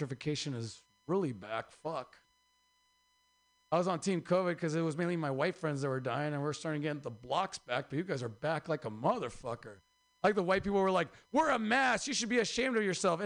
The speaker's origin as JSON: {"language": "English", "region": "Oaxaca", "country": "Mexico", "moved": "yes", "said": "I'm from Oaxaca"}